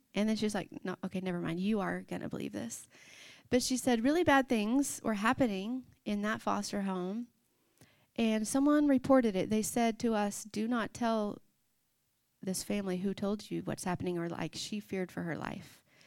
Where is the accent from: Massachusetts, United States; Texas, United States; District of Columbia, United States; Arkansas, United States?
Arkansas, United States; we grew up in the Bible Belt, Arkansas